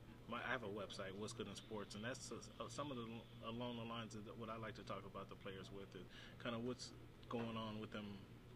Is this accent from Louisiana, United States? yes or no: no; Seattle, Washington, United States; I'm from Seattle.